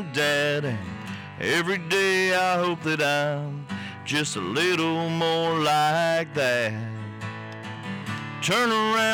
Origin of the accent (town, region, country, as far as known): Bartow, Florida, United States; born or raised there